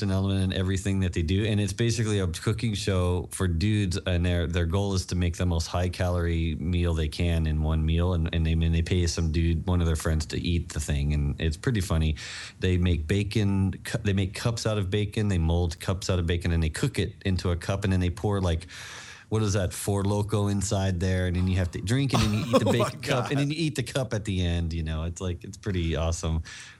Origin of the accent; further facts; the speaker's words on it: New Jersey, United States; born there; also born or lived in Gilroy, California / Chicago / St. Louis; I was born in New Jersey. I've lived in Gilroy, California, the garlic capital of the world.